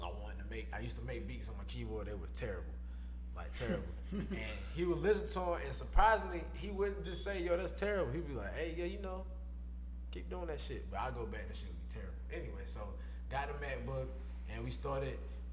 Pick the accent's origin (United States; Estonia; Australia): United States; Kinston, North Carolina; grew up in Kinston, North Carolina